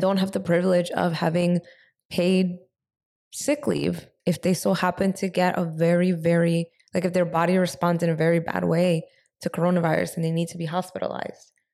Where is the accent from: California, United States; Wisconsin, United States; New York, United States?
New York, United States; also born or lived in San Francisco; we're both from New York.